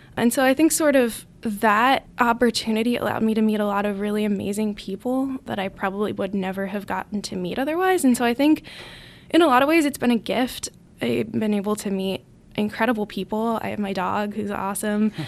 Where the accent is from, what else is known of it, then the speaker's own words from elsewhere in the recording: Allentown, Pennsylvania, United States; moved away as an adult; now in Notre Dame, United States; I'm from Allentown, Pennsylvania, which is about an hour and a half north of Philadelphia